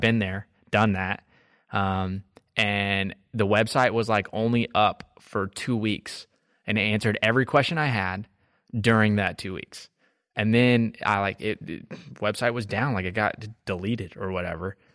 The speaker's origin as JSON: {"language": "English", "region": "Texas", "country": "United States", "moved": "yes", "lives_now": "Marietta, Georgia, United States", "said": "I'm from Texas"}